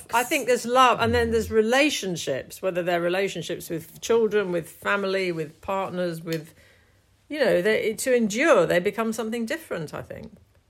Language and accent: English; London, United Kingdom; I came from London in the 1970s